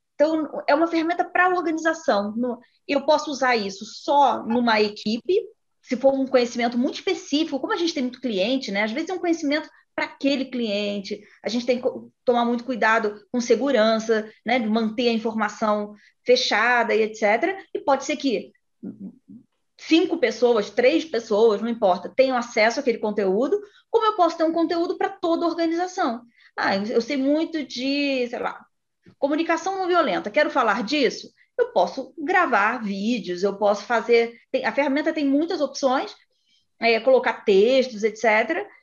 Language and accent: Portuguese; interior of Rio de Janeiro state, Brazil; moved away; Eu sou do interior, do Rio, mas sou do interior. Né? E para eu estudar e trabalhar, eu tive que sair da cidade dos meus pais e para o Rio de Janeiro